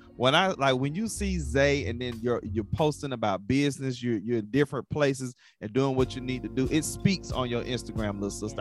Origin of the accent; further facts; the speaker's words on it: Atlanta, Georgia, United States; I'm I'm from Atlanta